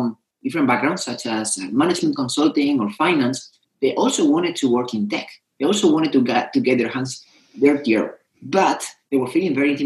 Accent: Spain; moved away; also born or lived in Madrid; I come from Spain.

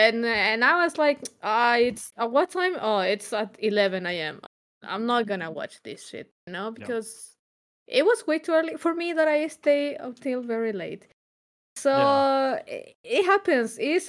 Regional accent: Chile; I'm from Chile.

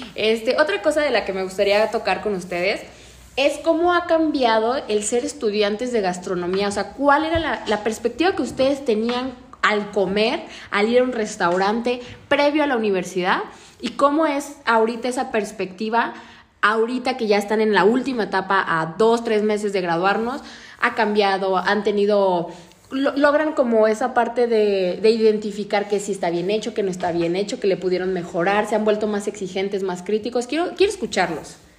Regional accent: Guadalajara, Jalisco, Mexico; yo nací en la Perla Tapatía

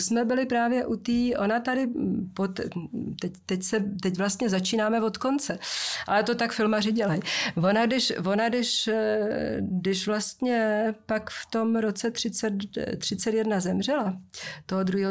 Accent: Moravia, Czechia; když jsem jezdila u nás na Moravě dřevákem z Valmezu do Rožnova

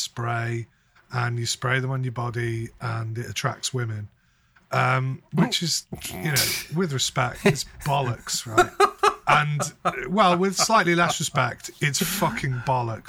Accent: North West England, United Kingdom; I'm not a Scouser. They would call they would call me a wool

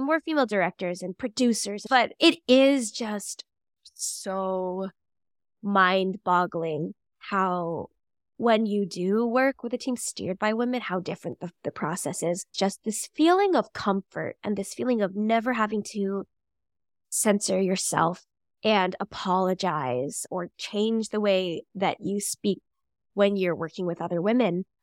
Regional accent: St. Louis, Missouri, United States; now in New York, United States; I grew up in Saint Louis, Missouri.

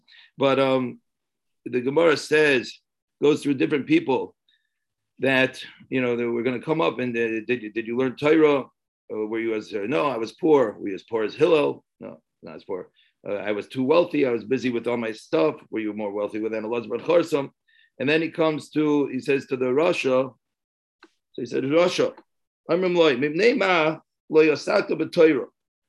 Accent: San Antonio, Texas, United States; I'm from San Antonio

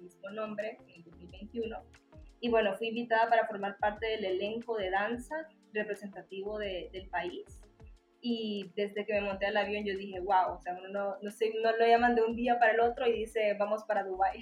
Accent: Tegucigalpa, Francisco Morazán, Honduras; nací en Tegucigalpa y aquí crecí

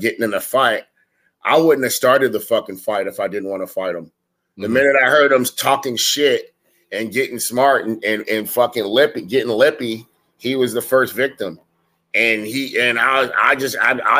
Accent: San Diego, California, United States; I'm from East Dago

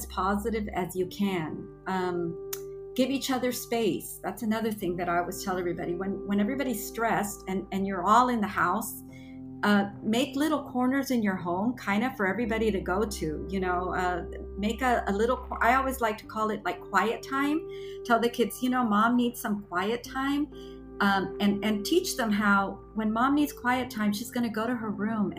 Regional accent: McAllen, Texas, United States; also born or lived in Guantanamo, Cuba / Spain; I grew up in the valley. I was 4 years old and I've lived here my whole life

